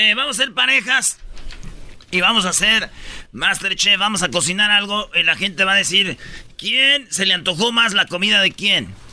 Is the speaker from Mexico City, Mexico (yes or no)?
no; Michoacán, Mexico; Qué bonito es mi estado, Michoacán. Que viva mi tierra, Michoacán.